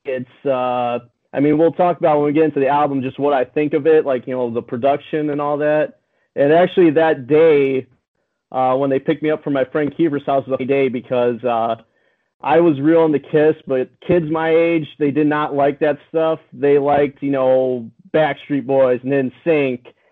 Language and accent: English; United States; I'm American